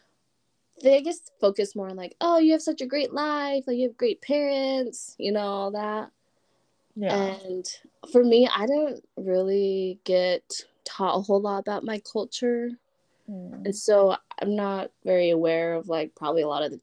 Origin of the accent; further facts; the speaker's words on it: Utah, United States; my comfort zone of Utah